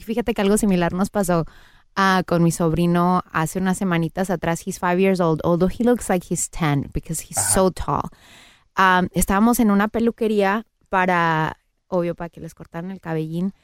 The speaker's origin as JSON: {"language": "Spanish", "country": "Mexico", "moved": "yes", "lives_now": "Los Angeles, United States", "said": "Soy mexicana"}